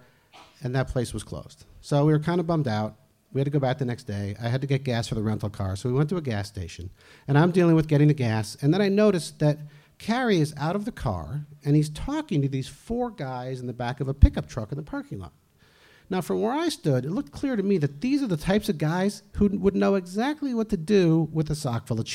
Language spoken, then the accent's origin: English; New Jersey, United States; now in Easthampton, United States; I grew up in New Jersey, where if you're not actively scamming someone, someone is scamming you.